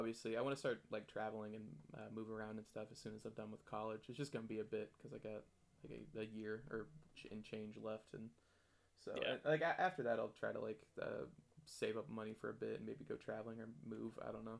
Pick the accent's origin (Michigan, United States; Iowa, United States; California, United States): Iowa, United States; I think people inherently just kind of know the area they grew up in more. Like I know Iowa.